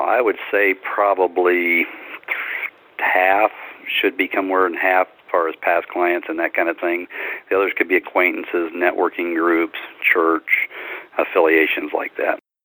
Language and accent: English; Louisiana, United States; moved away as an adult; I grew up in Louisiana